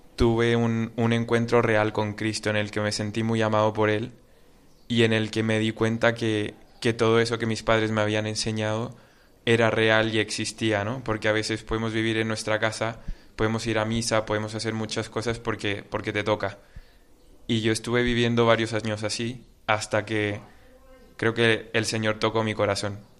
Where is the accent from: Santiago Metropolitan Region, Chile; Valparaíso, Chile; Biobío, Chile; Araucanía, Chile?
Santiago Metropolitan Region, Chile; Santiago; moved away as an adult; now in Spain; Yo soy de Santiago de Chile